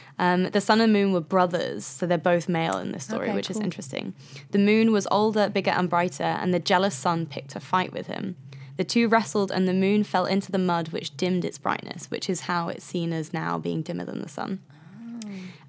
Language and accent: English; Midlands, United Kingdom; I'm from the Midlands.